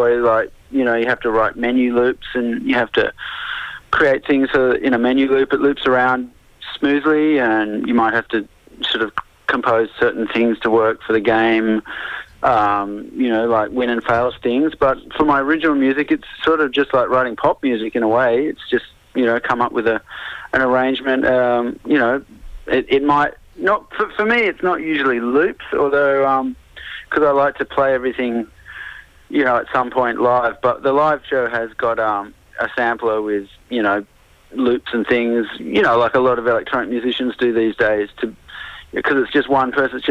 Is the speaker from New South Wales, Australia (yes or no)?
yes; Sydney, New South Wales, Australia; I've mostly played in Sydney because I'm from Sydney.